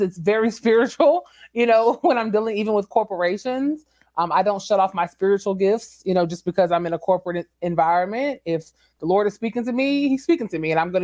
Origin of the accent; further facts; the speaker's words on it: San Antonio, Texas, United States; moved away as an adult; also born or lived in Washington, D.C.; San Antonio is my hometown.